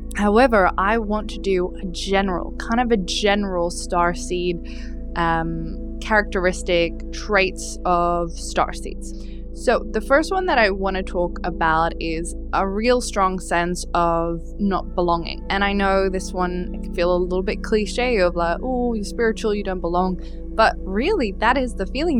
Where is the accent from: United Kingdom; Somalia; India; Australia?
Australia; also born or lived in Dubai / Europe / Czech Republic; I was born in Dubai, but you know, I've lived mostly in Australia, and yes, some parts of Europe, my my connection is to Australia